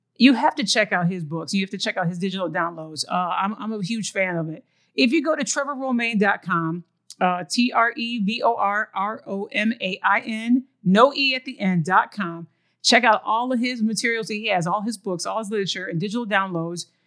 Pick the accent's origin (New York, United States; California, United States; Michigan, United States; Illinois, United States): Michigan, United States; Lansing; moved away as an adult; also born or lived in Ohio; now in Texas, United States; I'm originally from Lansing